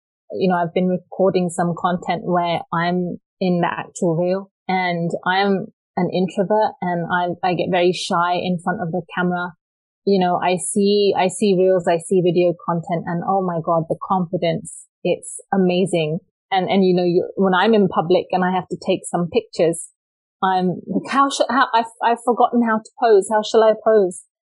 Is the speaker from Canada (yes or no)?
no; England, United Kingdom; moved away; growing up in England and growing up in a conservative Sikh family and being a brown girl, what that experience has been like. And then, of course, moving to another country.